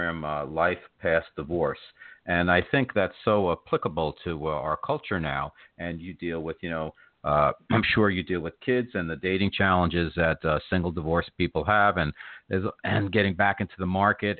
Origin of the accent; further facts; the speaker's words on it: New Jersey, United States; now in New York City, United States; I grew up in New Jersey, and I live in New York City now